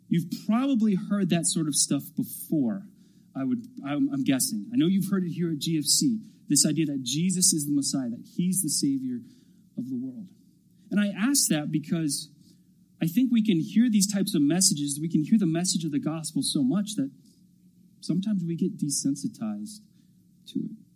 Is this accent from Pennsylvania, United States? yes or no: yes; Lebanon County, Pennsylvania, United States; also born or lived in Ohio; I was born in Ohio. I lived there till I was about five and then moved to Lebanon County, just north of here. And so Lebanon County is kind of this boyhood home for me